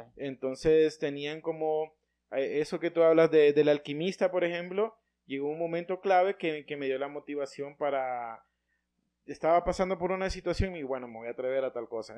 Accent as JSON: {"language": "Spanish", "country": "Honduras", "said": "nacimos acá"}